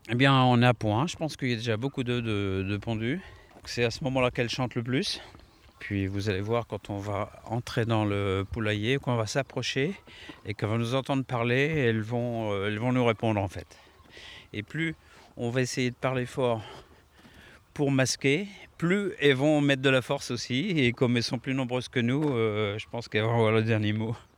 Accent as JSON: {"language": "French", "area": "the Orléans region", "region": "Centre-Val de Loire", "country": "France", "said": "chez nous, enfin dans la région orléanaise"}